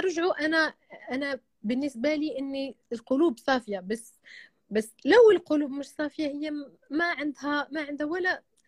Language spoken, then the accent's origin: Arabic; Marrakesh, Marrakesh-Safi, Morocco; انا من مراكش